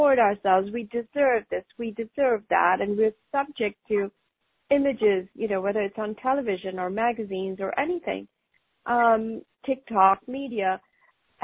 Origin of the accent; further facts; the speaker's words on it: North India, India; moved away as an adult; also born or lived in England; now in United States; I grew up in India. I grew up pretty much most of my life in North India until I went to study in England for a year for my master's degree. And then I came to the U.S.